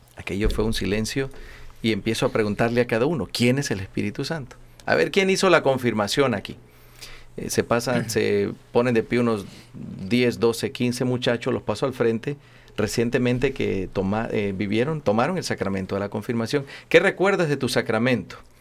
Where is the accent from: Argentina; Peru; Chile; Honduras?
Honduras; Soy el único catracho aquí entrometido